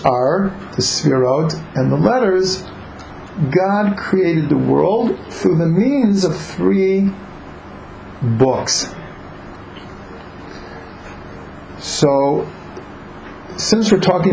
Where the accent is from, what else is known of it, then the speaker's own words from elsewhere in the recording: Cleveland, Ohio, United States; I grew up in Cleveland